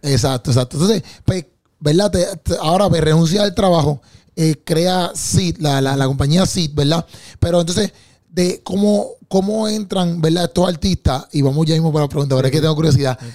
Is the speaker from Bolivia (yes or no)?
no; Bayamón, Puerto Rico; somos de Bayamón